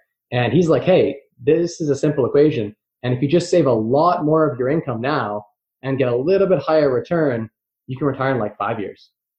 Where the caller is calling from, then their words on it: London, Ontario, Canada; London, Ontario, Canada.